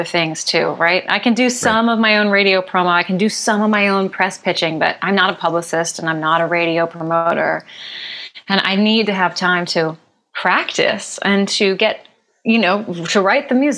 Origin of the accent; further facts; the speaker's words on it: Philadelphia, Pennsylvania, United States; now in Los Angeles, United States; Philly's my hometown